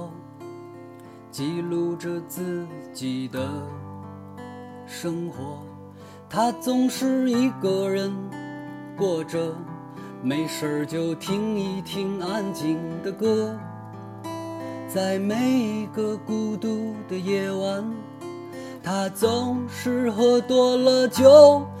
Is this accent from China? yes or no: yes; Taiyuan, Shanxi, China; 我们的家乡山西太原